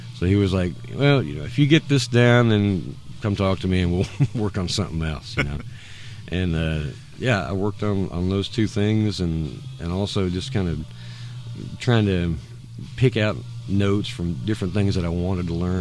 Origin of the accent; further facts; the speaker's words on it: Woodbury, Kentucky, United States; also born or lived in Bowling Green, Kentucky; moved to. Uh, Woodbury, where my where my mom is from, and, and my grandparents mm-hmm. are from Butler County, um, I moved down there. I started fifth grade